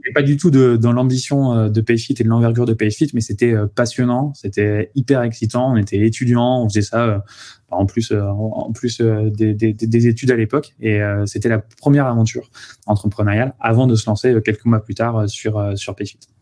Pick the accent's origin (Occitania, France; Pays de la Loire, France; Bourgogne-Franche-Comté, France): Occitania, France; Toulouse; moved away as an adult; also born or lived in Paris region; je suis originaire de Toulouse. Après j'étais en région parisienne en classe préparatoire puis en école d'ingénieur